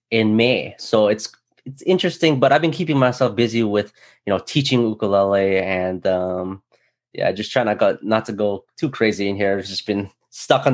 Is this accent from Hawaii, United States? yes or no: yes; Hawaii, United States; growing up in Hawaii